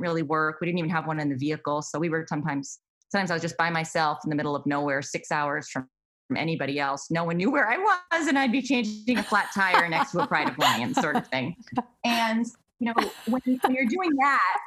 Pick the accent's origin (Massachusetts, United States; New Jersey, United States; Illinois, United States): Massachusetts, United States; I grew up in Massachusetts.